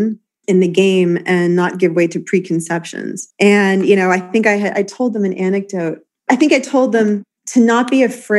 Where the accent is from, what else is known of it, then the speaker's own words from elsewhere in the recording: New York City, New York, United States; I grew up playing in Washington Square Park